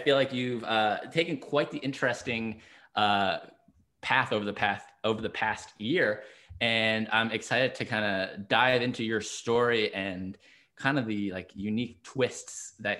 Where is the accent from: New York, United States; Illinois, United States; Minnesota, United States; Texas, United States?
New York, United States; I'm from New York originally, so it's not quite New England, but close enough.